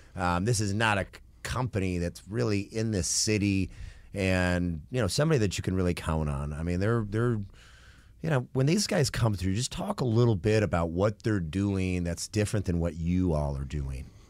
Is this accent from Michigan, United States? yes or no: yes; Michigan, United States; moved away; also born or lived in Knoxville, Tennessee; I'm from Michigan originally